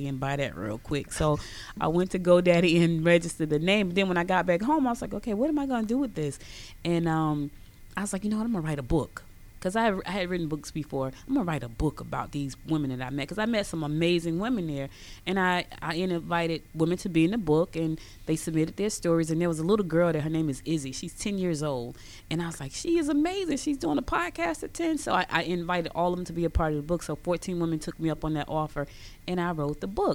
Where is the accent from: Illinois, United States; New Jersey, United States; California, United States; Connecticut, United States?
New Jersey, United States; Newark; also born or lived in Albany, Georgia; now in Gwinnett County, United States; I grew up in Newark, New Jersey, and I've been back in Gwinnett for 6 years